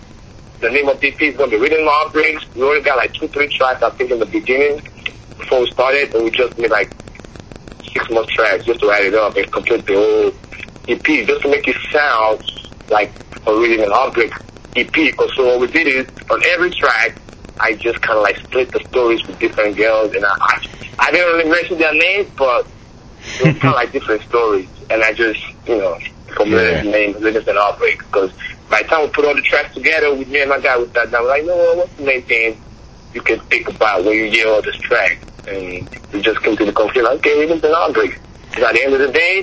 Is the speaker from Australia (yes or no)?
no; Nigeria; moved away as an adult; now in United States; Growing up in Nigeria was tough